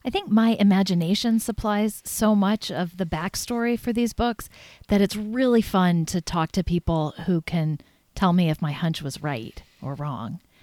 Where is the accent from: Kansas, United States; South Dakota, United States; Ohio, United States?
Kansas, United States; now in Maine, United States; my home state of Kansas